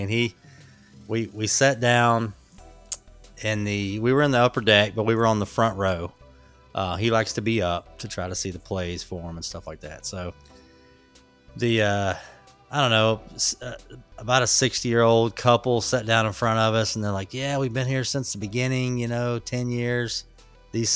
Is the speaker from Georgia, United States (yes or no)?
yes; Atlanta, Georgia, United States; moved away as an adult; also born or lived in Marietta, Georgia; now in Charlotte, United States; we're from Atlanta. I was born and raised there. I was actually born in Marietta